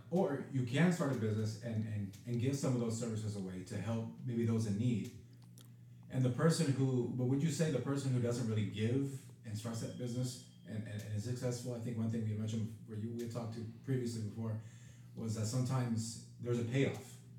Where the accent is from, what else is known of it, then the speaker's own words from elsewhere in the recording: Santa Rosa, California, United States; moved away; back in Santa Rosa, California, which is my hometown